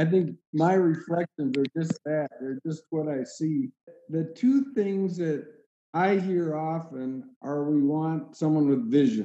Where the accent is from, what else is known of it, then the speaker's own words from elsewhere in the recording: Montana, United States; growing up in Montana